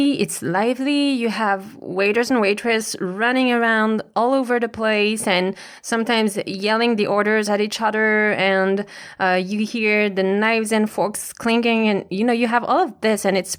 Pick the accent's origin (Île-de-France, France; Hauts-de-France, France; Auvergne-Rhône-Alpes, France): Île-de-France, France; English is a second language; And because to me, growing up in France and especially near to Paris, brasseries are the typical big city experience when you are here in this country.